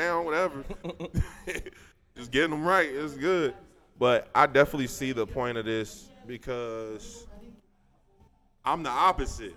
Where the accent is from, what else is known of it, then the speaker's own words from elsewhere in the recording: United States; also born or lived in Westchester; I grew up in the Fay in Lincoln Heights when I was younger